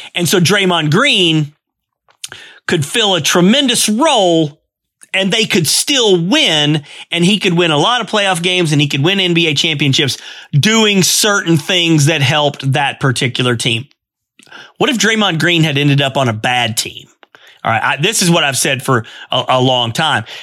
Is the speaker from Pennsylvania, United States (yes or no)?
yes; Altoona, Pennsylvania, United States; I'm from Altoona. I'm, I live in, uh, Altoona